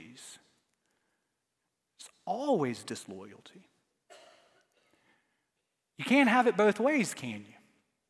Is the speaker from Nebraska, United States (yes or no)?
no; Starkville, Mississippi, United States; moved away; I was born in Starkville, Mississippi, the home of baseball